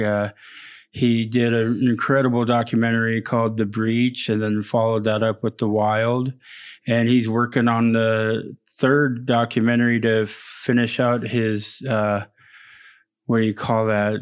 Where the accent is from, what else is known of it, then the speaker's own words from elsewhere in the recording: Prince of Wales Island, Alaska, United States; I'm from Prince of Wales Island